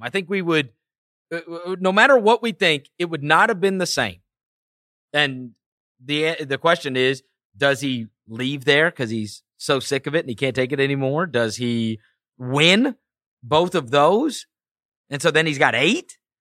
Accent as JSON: {"language": "English", "town": "St. Louis", "region": "Missouri", "country": "United States", "tie": "born or raised there", "also_born_or_lived": "New York", "moved": "as an adult", "lives_now": "Memphis, United States", "said": "I grew up in New York, My father, uh, we moved because of his job to Saint Louis when I was in fourth grade. And then I lived in Saint Louis until I went to college"}